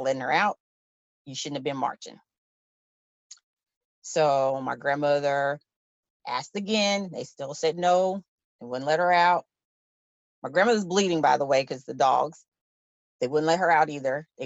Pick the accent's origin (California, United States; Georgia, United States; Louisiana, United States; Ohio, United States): Louisiana, United States; Shreveport; my hometown newspaper, the Shreveport Times